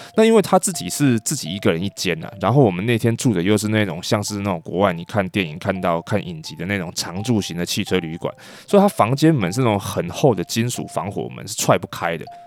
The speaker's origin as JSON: {"language": "Chinese", "country": "Taiwan", "said": "我这个来自于台湾的一个帮了大忙的领队"}